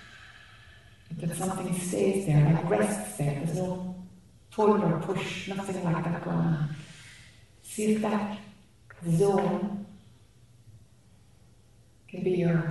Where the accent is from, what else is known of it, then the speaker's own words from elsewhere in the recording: Ireland; accent: Irish; my Irish accent.